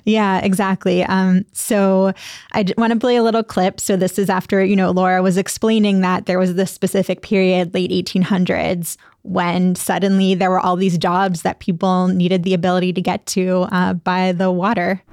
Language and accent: English; Pittsburgh, Pennsylvania, United States; I grew up in Pittsburgh